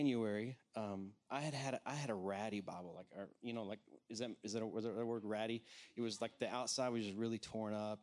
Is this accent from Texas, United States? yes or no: yes; Texas, United States; accent: Texan; moved away as an adult; also born or lived in Washington, D.C.; I'm a Texas native, so you're going to hear a little bit of Texan come out of me